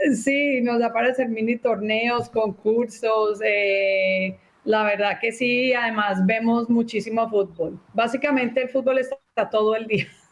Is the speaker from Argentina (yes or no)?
no; Colombia; now in Texas, United States; como crecí en Colombia, el fútbol allá es una pasión